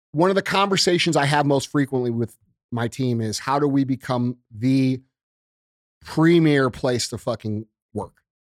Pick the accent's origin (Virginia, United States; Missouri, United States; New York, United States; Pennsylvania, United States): Missouri, United States; St. Louis; moved away as an adult; also born or lived in Springfield; I moved back to Saint Louis from Springfield